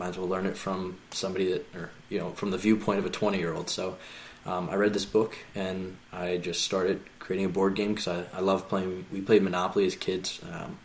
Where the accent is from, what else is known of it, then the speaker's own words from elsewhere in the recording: Philadelphia, Pennsylvania, United States; I grew up all in Philly